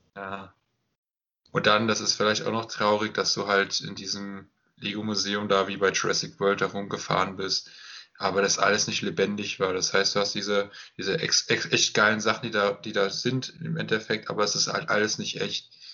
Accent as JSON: {"language": "German", "country": "Germany", "said": "ich als Deutscher"}